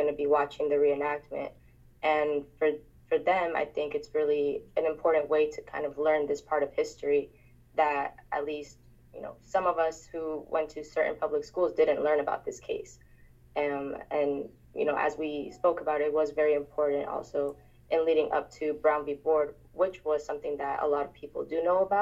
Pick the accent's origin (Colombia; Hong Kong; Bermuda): Colombia; now in United States; I was born in Colombia